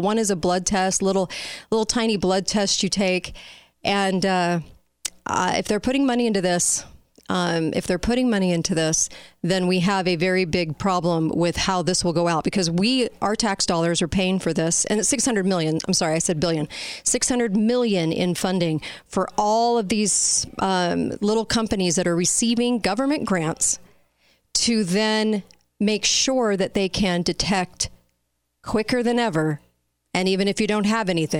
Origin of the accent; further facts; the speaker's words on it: California, United States; now in Utah, United States; I'm from California, but I live here.